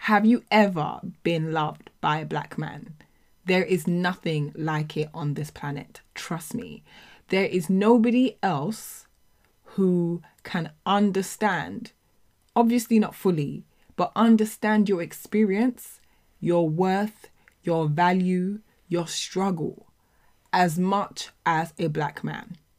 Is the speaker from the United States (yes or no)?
no; United Kingdom; as black people, as black British people, as children of immigrants